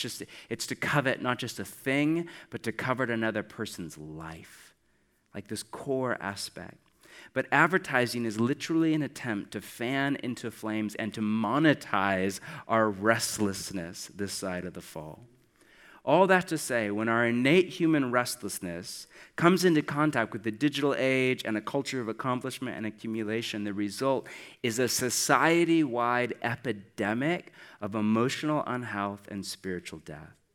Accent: United States; I'm from America

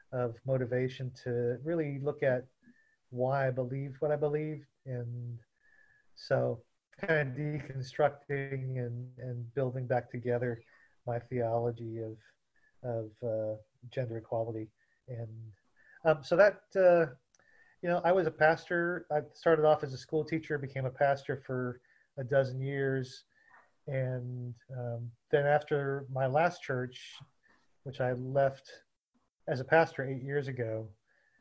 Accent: Southeast Texas, United States; for me growing up in Southeast Texas.

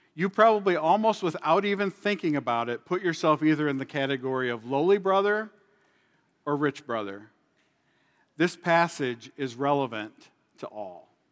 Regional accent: Illinois, United States; moved away as an adult; now in South Dakota, United States; I was born and raised in Illinois for the first forty-eight years of my life before moving here to South Dakota in two thousand eleven.

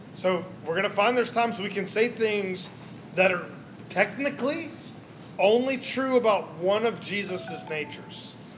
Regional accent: the South, United States; In the South, are even worse because we can't do the you, you thing. Like, we have to say y'all.

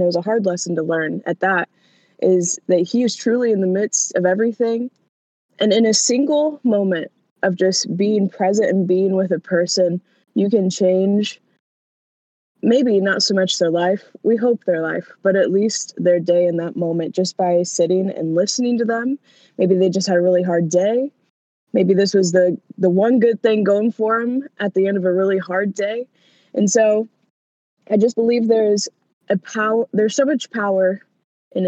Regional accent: Hartford City, Indiana, United States; I grew up in a town of about, I would say, 2,000 people, and it's Hartford City, Indiana

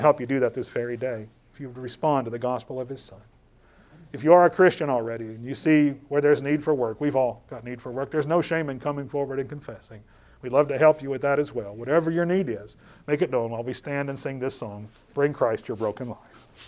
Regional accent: Louisville, Kentucky, United States; I was born in Louisville, Kentucky.

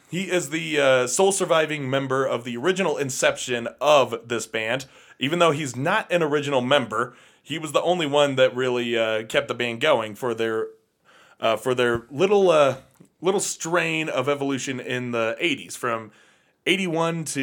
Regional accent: England, United Kingdom; growing up in England in the 70s and 80s, of course, you're going to see … a few times

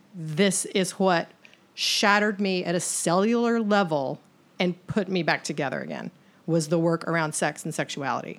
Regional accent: the South, United States; born and raised in the South. And as a woman who grew up here

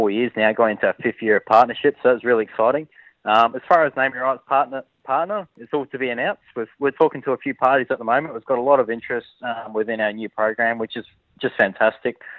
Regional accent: Adelaide, South Australia, Australia; growing up in Adelaide as a kid.

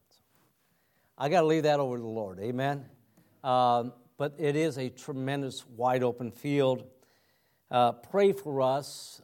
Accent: United States; moved away as an adult; also born or lived in Cebu City, Philippines / Saint Petersburg, Florida; now in Metro Vancouver, Canada; we are from the States

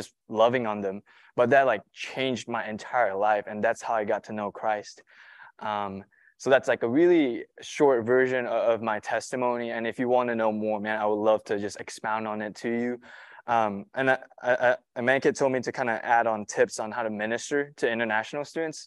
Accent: Malaysia; moved away as an adult; now in United States; I'm not from here. I'm from Malaysia.

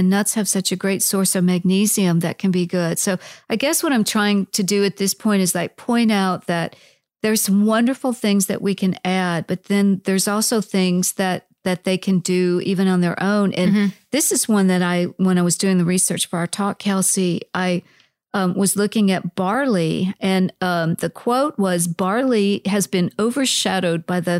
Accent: Iowa, United States; course, I'm from Iowa originally.

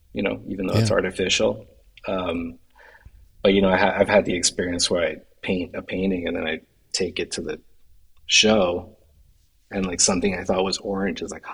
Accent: Florida, United States; also born or lived in New York; now in Hudson Valley, New York, United States; I grew up in Florida

